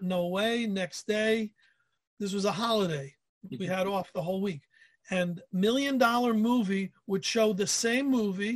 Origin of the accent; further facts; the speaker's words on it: New York, United States; I grew up in New York